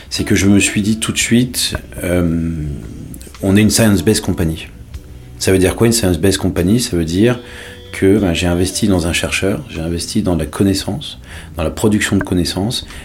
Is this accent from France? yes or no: yes; Paris, Île-de-France, France; born there; also born or lived in Marseille / London; j'ai 43 ans, je suis né à Paris et après j'ai vécu dans plusieurs villes de, France, euh, Marseille, et ensuite j'ai vécu à Londres, mais j'ai eu la chance de vivre longtemps à l'étranger.